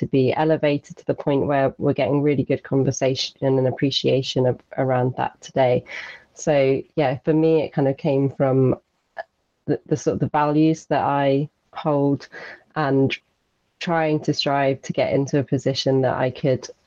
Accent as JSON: {"language": "English", "area": "Isles of Scilly", "region": "South West England", "country": "United Kingdom", "tie": "born or raised there", "said": "I grew up on the Isles of Scilly"}